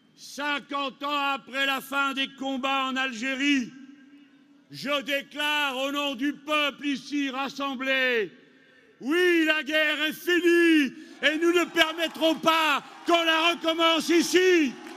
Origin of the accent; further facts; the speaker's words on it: France; chez nous en France